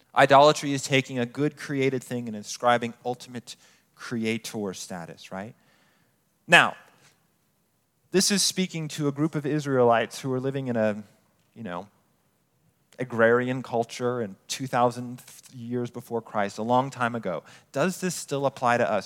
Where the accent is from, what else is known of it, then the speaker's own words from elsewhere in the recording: Colorado Springs, Colorado, United States; moved away as an adult; I grew up in Colorado Springs